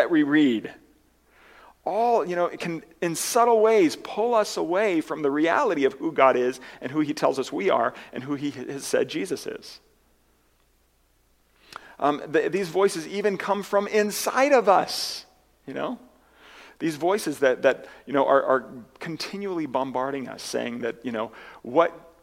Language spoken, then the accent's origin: English; United States; as Americans